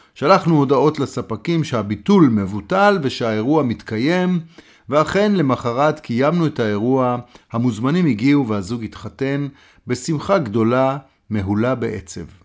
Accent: Israel

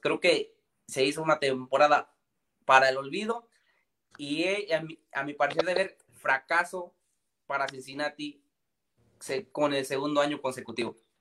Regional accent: Michoacán, Mexico; soy de México y soy de Michoacán

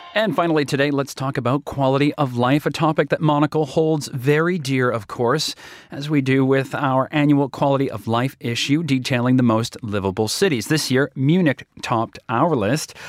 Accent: Toronto, Ontario, Canada; moved away; also born or lived in Calgary; my hometown, uh, comes in at number eight. Toronto, where we have a bureau

